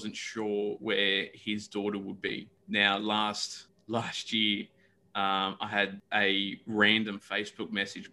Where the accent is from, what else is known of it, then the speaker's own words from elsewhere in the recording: Newcastle, New South Wales, Australia; also born or lived in Brisbane, Australia; I was a kid growing up in Newcastle like from 94 onwards